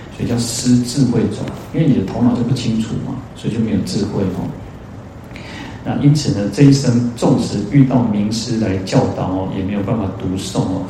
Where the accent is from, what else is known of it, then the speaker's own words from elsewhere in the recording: Taiwan; 我们台湾人